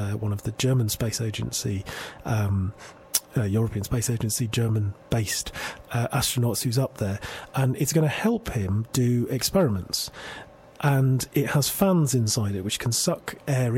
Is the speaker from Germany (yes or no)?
no; Manchester, North West England, United Kingdom; moved away; I'm from Manchester, and I occasionally go back, and I have friends there